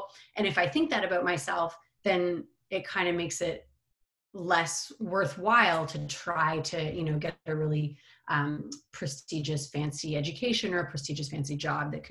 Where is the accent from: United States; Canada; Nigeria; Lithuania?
Canada; Montreal, Quebec; I am Canadian, grew up in Montreal